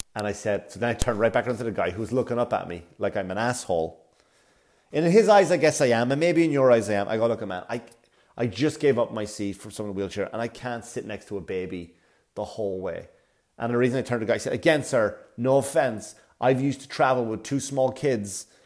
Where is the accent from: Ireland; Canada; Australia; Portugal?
Ireland; Wexford, Leinster; now in New York, United States; I'm in Wexford town. I'm back in my hometown.